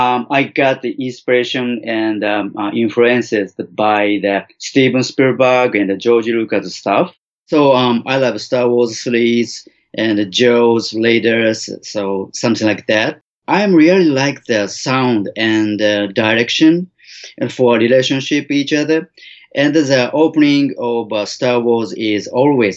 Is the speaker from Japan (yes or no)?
yes; Osaka, Japan; I was born in Osaka, Japan in 1967, and I grew up in same Osaka city